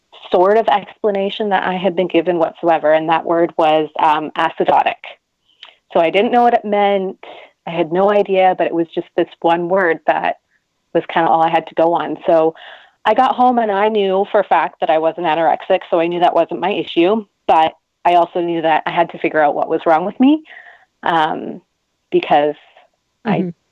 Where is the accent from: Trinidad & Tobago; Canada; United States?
Canada; I'm Canadian